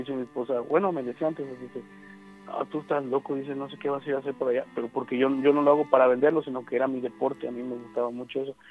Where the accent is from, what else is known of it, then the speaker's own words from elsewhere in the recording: Atoyac, Veracruz, Mexico; moved away; soy de Potronuevo, bueno, soy de Atoyac, pero ahorita estoy en tono nuevo.